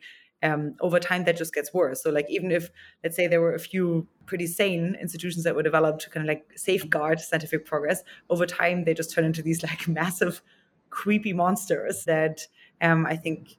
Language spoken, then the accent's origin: English; Germany; now in United States; when I came from Germany to the Bay Area